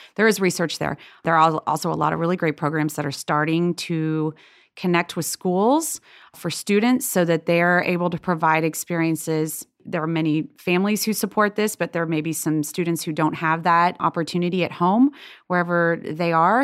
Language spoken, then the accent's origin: English; Lexington, Kentucky, United States; also born or lived in Boston; I grew up in Lexington, Kentucky, and we went to Episcopal Church there.